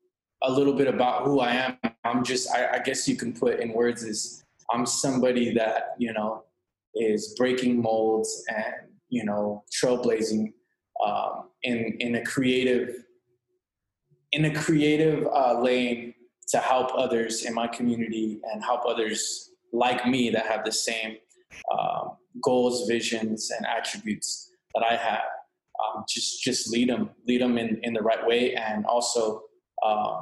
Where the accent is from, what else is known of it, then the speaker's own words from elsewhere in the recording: Imperial Valley, California, United States; also born or lived in Los Angeles, California; I'm from the Imperial Valley, California. It's a border town, a border city, and a border county